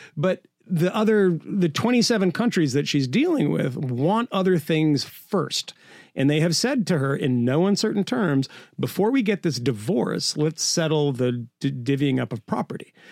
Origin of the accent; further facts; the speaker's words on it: United States; I'm an American myself